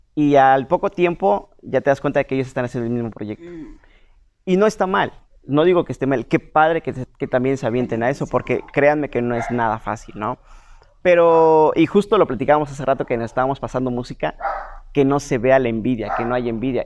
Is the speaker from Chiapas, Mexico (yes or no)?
yes; San Cristóbal de las Casas, Chiapas, Mexico; yo soy de San Cristóbal